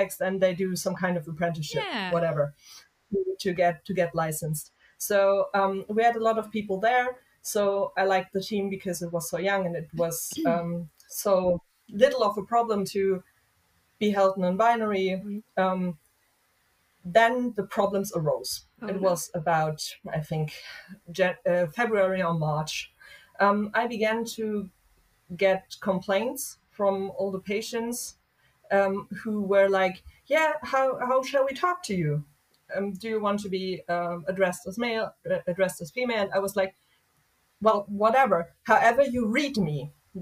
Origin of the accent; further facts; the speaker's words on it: Hesse, Germany; somewhere here in my home state, which is Hessen